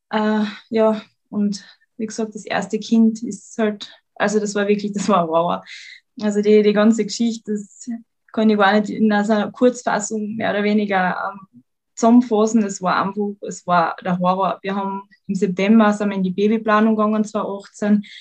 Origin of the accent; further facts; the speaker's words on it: Carinthia, Austria; ich bin gebürtige Lochentalerin, bin der Liebe wegen nach Klagenfurt gezogen, bin jetzt seit mittlerweile fünf Jahren in Klagenfurt